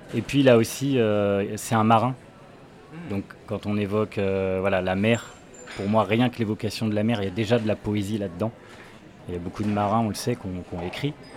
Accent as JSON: {"language": "French", "town": "Saint-Jean-des-Mauvrets", "region": "Pays de la Loire", "country": "France", "tie": "born or raised there", "also_born_or_lived": "Angers / Trélazé", "said": "J'ai grandi de l'autre côté de la Loire, dans un petit village qui s'appelle Saint-Jean-des-Mauvrais."}